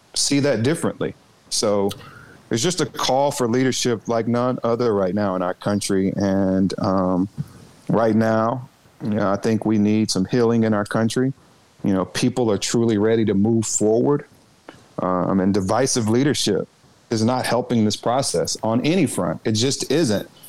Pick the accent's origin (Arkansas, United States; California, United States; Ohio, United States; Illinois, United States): Arkansas, United States; also born or lived in Washington D.C.; my home state under he and his wife when I was a very young boy, and they attended my church